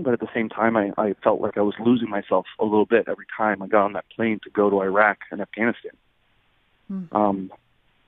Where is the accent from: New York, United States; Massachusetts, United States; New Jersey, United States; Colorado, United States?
New Jersey, United States; I was raised and educated in New Jersey